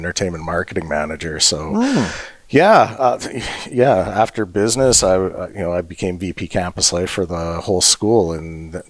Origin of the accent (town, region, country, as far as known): Edmonton, Alberta, Canada; born or raised there